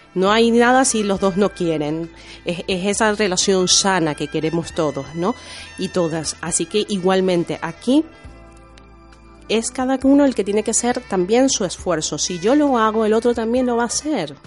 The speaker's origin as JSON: {"language": "Spanish", "country": "Venezuela", "tie": "born or raised there", "moved": "yes", "lives_now": "Spain", "said": "crecí en la cultura eh, venezolana, porque mi madre es venezolana, pero mi padre es italiano"}